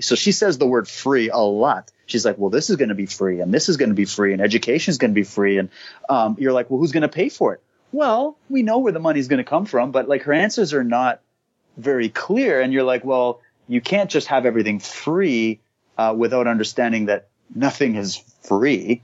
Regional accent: Canada; I'm Canadian

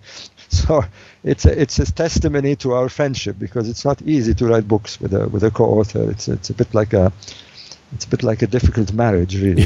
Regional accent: Alexandria, Alexandria Governorate, Egypt; moved away; I was born in Egypt in the city of Alexandria

